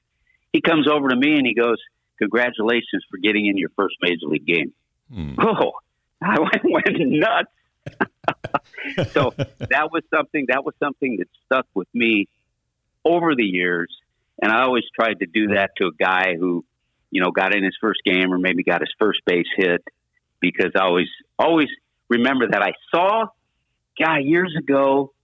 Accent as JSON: {"language": "English", "town": "Los Angeles", "region": "California", "country": "United States", "tie": "born or raised there", "said": "we're in Los Angeles. Now, you got to remember, it's my hometown, the team I rooted for."}